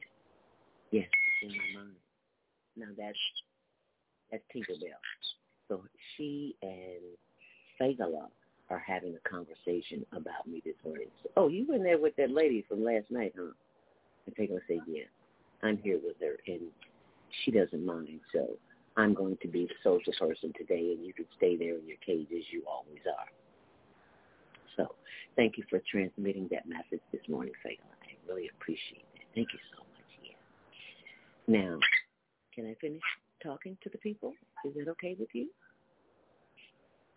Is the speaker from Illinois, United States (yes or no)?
yes; Chicago, Illinois, United States; I'm from Chicago, so I'm used to cold